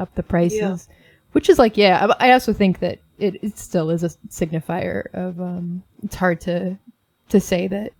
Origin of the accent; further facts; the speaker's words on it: New York City, New York, United States; also born or lived in Inwood, New York City; I'm from Washington Heights. 190 and then divorced parents, Inwood